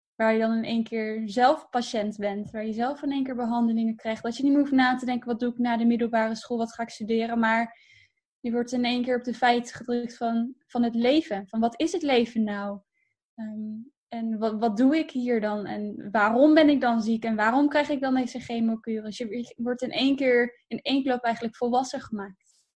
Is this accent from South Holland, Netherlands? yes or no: no; Harderwijk, Gelderland, Netherlands; also born or lived in Purmerend / Ermelo; daar heb ik echt mijn jeugd. Ehm, ja, daar ben ik echt opgegroeid